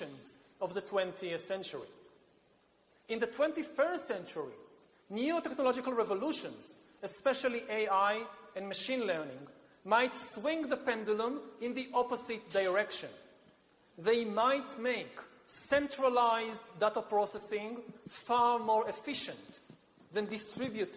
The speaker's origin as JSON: {"language": "English", "country": "Israel", "said": "my home country of Israel"}